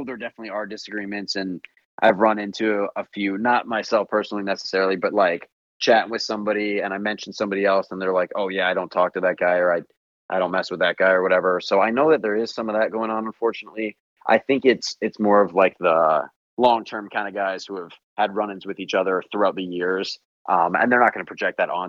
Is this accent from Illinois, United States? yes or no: yes; just outside Chicago, Illinois, United States; here in my hometown, just outside Chicago